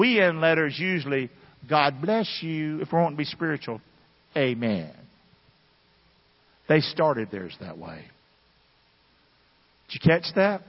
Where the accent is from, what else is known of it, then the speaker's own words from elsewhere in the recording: Rockingham, United States; I'm from Rockingham